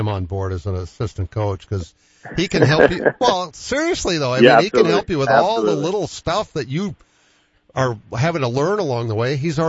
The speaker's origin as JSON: {"language": "English", "town": "Boston", "region": "Massachusetts", "country": "United States", "tie": "born or raised there", "moved": "yes", "lives_now": "Sioux Falls, United States", "said": "I grew up with it in Boston."}